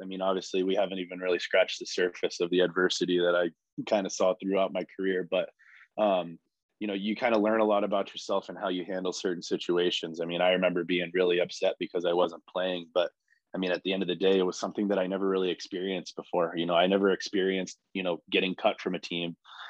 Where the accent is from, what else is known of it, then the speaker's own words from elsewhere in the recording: California, United States; So, it was really, really fun growing up in California with, all the skilled players